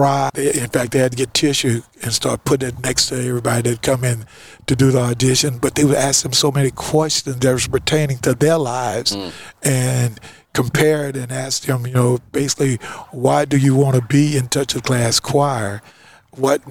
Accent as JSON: {"language": "English", "region": "Louisiana", "country": "United States", "moved": "as an adult", "lives_now": "California, United States", "said": "I came from Louisiana"}